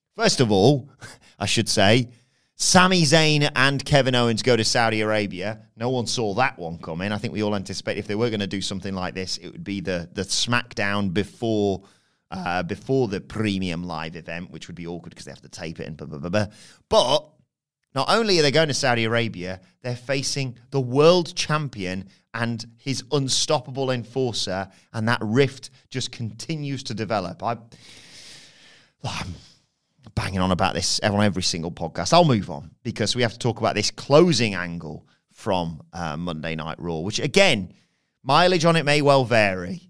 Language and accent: English; England, United Kingdom; as an English person.